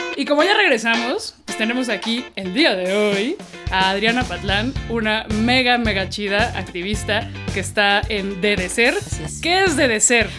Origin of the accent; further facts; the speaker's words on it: Mexico City, Mexico; aquí somos chilangas horribles